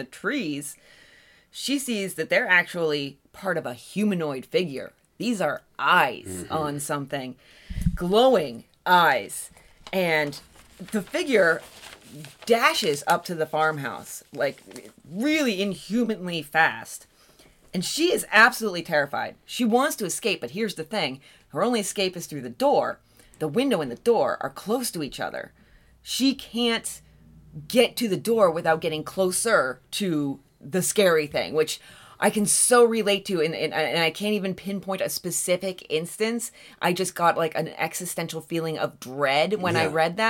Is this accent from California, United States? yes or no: no; Allegheny National Forest, Pennsylvania, United States; the Allegheny National Forest, which is my hometown stomping grounds.